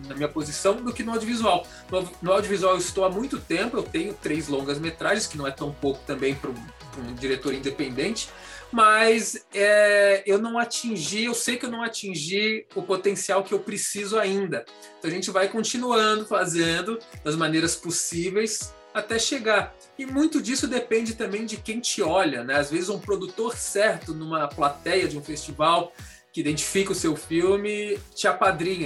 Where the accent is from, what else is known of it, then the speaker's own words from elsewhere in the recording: Florianópolis, Santa Catarina, Brazil; moved away as an adult; also born or lived in Brasília; now in São Paulo, Brazil; eu sou de Florianópolis, a gente morava em Florianópolis